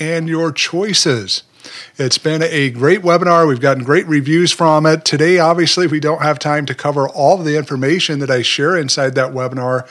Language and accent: English; Utah, United States; moved away as an adult; also born or lived in Puerto Rico; now in Memphis, United States; I was raised there, spent most of my life living in Utah